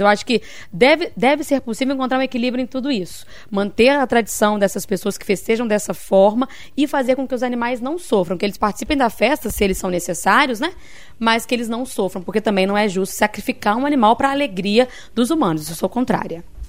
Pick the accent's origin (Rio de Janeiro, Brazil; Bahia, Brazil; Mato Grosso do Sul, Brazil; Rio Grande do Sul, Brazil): Bahia, Brazil; eu cresci frequentando rodeios lá na Bahia, onde, onde eu cresci